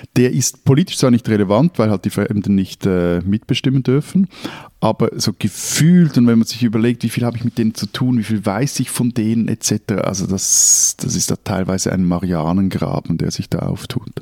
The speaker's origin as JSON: {"language": "German", "region": "Zurich", "country": "Switzerland", "said": "als Zürcher"}